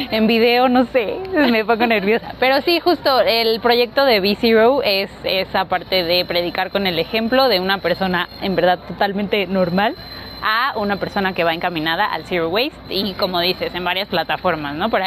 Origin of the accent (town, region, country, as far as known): Mexico City, Mexico